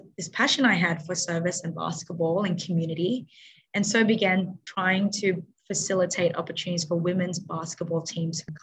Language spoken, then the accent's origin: English; Sydney, New South Wales, Australia; also born or lived in Philippines; I grew up in Western Sydney. My parents moved to Australia when I was one.